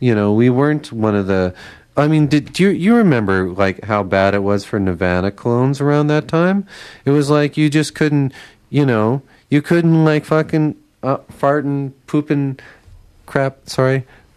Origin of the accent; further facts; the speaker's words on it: Winnipeg, Manitoba, Canada; I grew up in Winnipeg